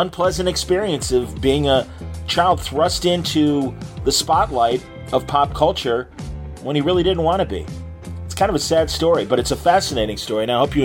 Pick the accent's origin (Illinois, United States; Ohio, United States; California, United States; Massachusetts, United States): Illinois, United States; Wilmette; I'm from Wilmette, Illinois